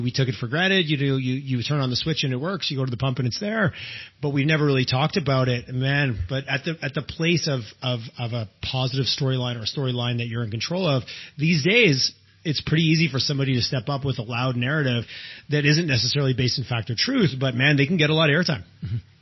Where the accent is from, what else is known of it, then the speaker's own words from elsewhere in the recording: Eastern Canada, Canada; moved away as an adult; also born or lived in Quebec; now in Alberta, Canada; I grew up in Eastern Canada.